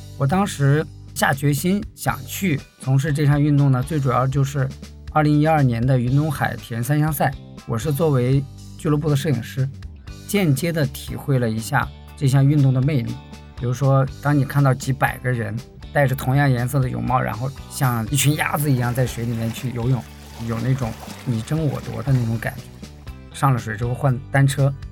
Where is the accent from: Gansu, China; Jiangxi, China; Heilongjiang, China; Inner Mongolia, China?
Heilongjiang, China; moved away as an adult; now in Guangzhou, China; 我呢是出生在黑龙江，大学毕业后就到广州工作了，主要从事内部审计的工作